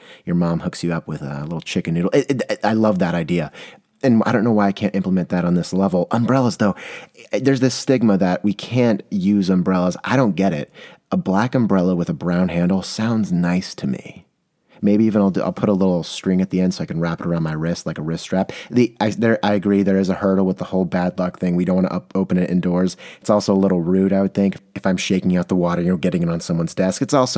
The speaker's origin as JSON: {"language": "English", "town": "San Diego", "region": "California", "country": "United States", "lives_now": "Portland, United States", "said": "And when I came here, I'm coming from San Diego, California, where if it drizzles, everything stops."}